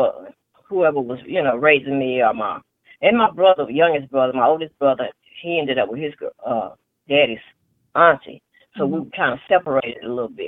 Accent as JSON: {"language": "English", "town": "Tulsa", "region": "Oklahoma", "country": "United States", "tie": "born or raised there", "lives_now": "Oklahoma City, United States", "said": "that's where I was born and raised, on Black Wall Street in Tulsa, Oklahoma"}